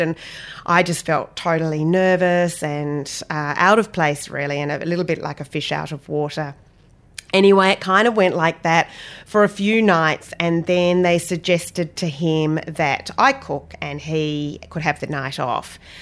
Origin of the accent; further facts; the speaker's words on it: Australia; moved away; also born or lived in London / Cape Cod; I come from Australia